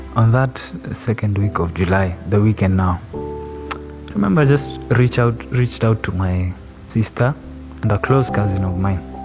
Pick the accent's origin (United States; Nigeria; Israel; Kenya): Kenya; Nakuru County; also born or lived in Membli, near Ruiru; now in Ruiru, Kenya; I was born and raised in Nakuru County. That's where I grew up